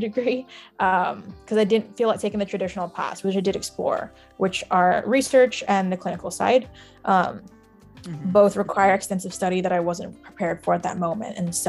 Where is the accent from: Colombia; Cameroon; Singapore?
Singapore; also born or lived in Shanghai, China; I grew up in Singapore and Shanghai, and was kind of bouncing around with family around the globe.